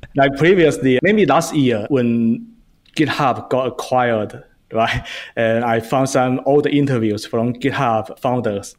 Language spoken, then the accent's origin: English; China; moved away as an adult; now in United States; I grew up in China, and I came to U S